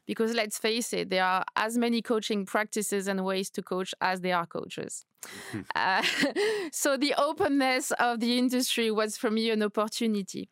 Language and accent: English; Paris, Île-de-France, France; moved away as an adult; also born or lived in New York / Madrid; now in London, United Kingdom; So I am French. I was born and raised in Paris